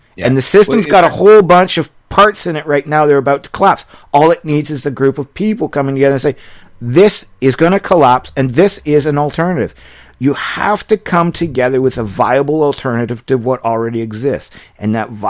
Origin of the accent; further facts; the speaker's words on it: Canada; I'm a Canadian